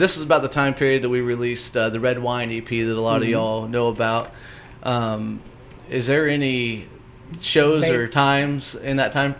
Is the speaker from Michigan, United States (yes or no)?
no; Whitehall, Illinois, United States; from Champaign to my hometown of Whitehall